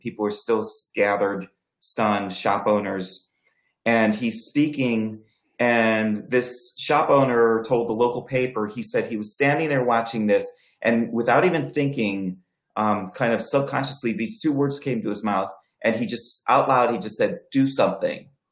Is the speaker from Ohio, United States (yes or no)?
yes; Akron, Ohio, United States; my hometown of Akron